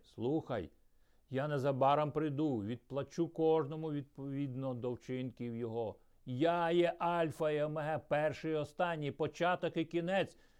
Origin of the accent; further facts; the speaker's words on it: Ukraine; also born or lived in Troitsk, Chelyabinsk Oblast, Russia; потім ми переїхали в Україну